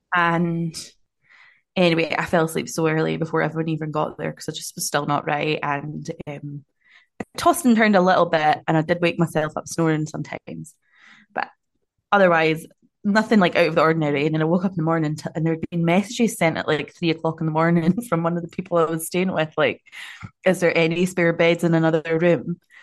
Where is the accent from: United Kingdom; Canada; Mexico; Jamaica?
United Kingdom; Scotland; now in Auckland, New Zealand; I'm so Scottish